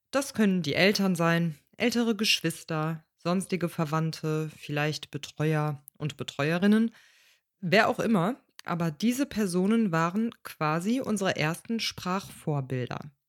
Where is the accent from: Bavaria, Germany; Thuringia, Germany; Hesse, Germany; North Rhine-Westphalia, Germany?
North Rhine-Westphalia, Germany; Cologne; Ähm, wie du vielleicht weißt, bin ich in Köln aufgewachsen mein Vater ebenfalls und meine Mutter ist in jungen Jahren nach Köln gekommen. Und in unserem Dialekt existiert zum Beispiel der Ich-Laut gar nicht.